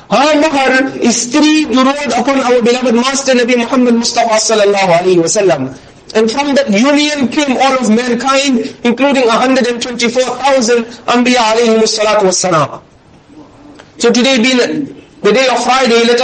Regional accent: Durban, KwaZulu-Natal, South Africa; we are from Durban.

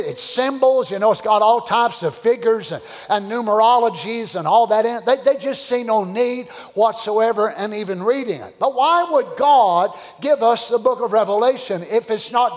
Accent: Kentucky, United States; I'm from Kentucky like he was

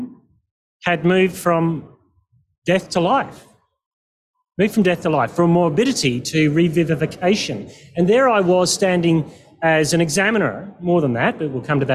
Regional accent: Perth, Western Australia, Australia; I'm from Perth

